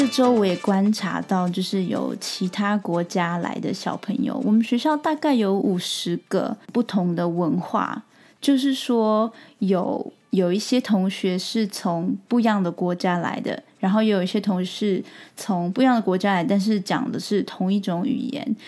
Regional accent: Taiwan; now in New Zealand; 我的出生地

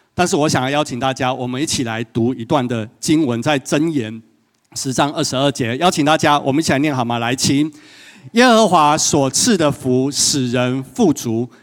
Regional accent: Yunlin County, Taiwan; also born or lived in Taipei; 从云林一路哭到台北这样子

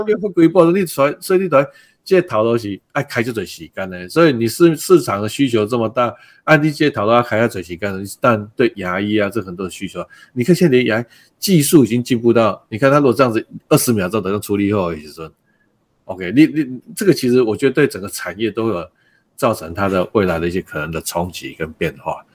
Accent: Taiwan; 我们台湾人是这个海洋的子民，海盗的，哦，都是甚至讲说我们是海盗的后代啊

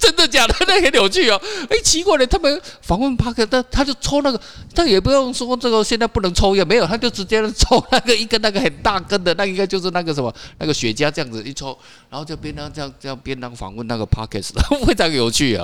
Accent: Taiwan; 我们台湾话叫秋刀

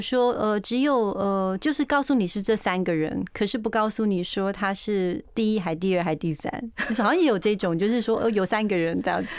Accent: Taiwan; 在我们台湾人

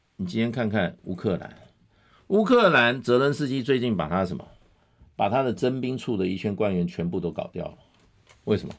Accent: Taiwan; 你比我们台湾人更爱台湾呐、啊？

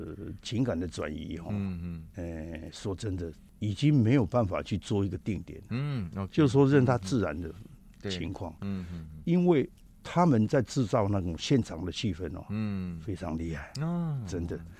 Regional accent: Taiwan; moved away; also born or lived in Japan; 我是台湾人，我要我必须要回去。

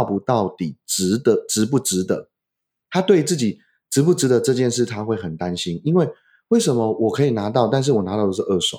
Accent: China; 我们中国人最强调叫家训、

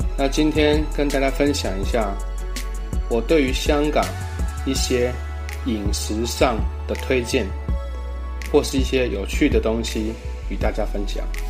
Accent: Taiwan; 有些字跟我们台语很像

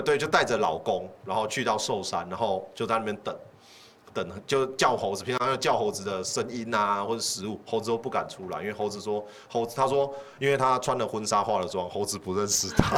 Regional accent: Taichung, Taiwan; 我，我是台中人啊

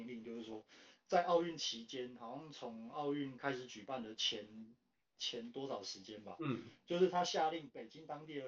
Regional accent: Taiwan; 他其实不知道我是台湾人。我去的时候，我去的时候他还知道我是台湾人

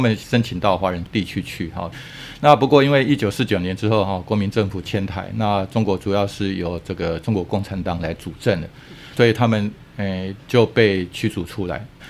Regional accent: Yilan County, Taiwan; 对于我们宜兰人无私奉献

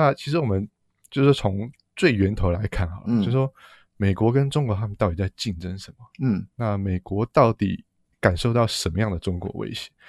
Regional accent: Taiwan; 那当然对我们台湾人来讲说，这场大选会怎么样影响我们？

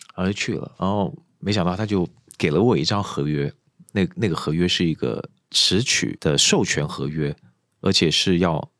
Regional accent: Kuala Lumpur, Malaysia; moved away as an adult; 因为我从小在马来西亚长大，是。马来西亚的吉隆坡

